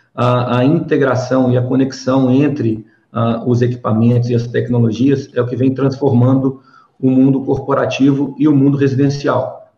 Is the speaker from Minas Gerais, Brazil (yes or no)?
yes; Belo Horizonte, Minas Gerais, Brazil; accent: mineirês; also born or lived in São Paulo; A gente mineiro, né? Eu sou de Belo Horizonte, natural daqui, crescido aqui, já morei em São Paulo, enfim, fora também